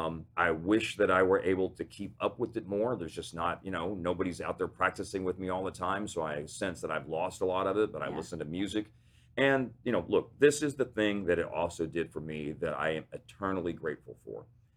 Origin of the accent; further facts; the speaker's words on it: Texas, United States; growing up in Texas